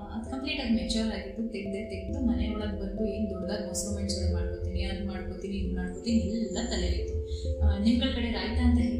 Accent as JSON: {"language": "Kannada", "town": "Mysore", "region": "Karnataka", "country": "India", "moved": "yes"}